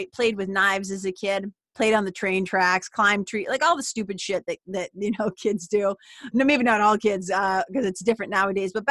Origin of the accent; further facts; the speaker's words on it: Lawrence, Massachusetts, United States; where I grew up in Lawrence, Massachusetts